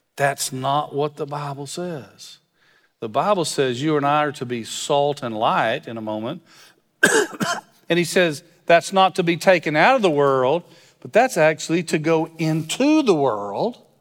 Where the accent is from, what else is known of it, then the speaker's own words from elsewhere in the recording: West Texas, United States; moved away; I'm from West Texas, so when you drive by people, you wave at 'em.